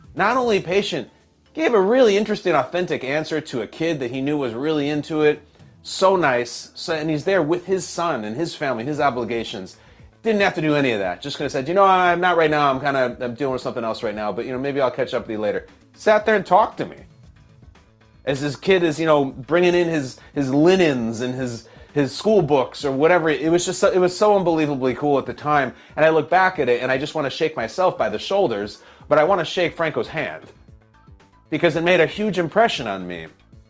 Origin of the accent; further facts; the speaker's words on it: Chicago, Illinois, United States; as a kid growing up in Chicago